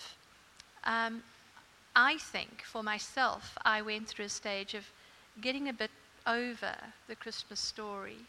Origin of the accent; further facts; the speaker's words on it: South Africa; now in Australia; I grew up in South Africa, as you can hear.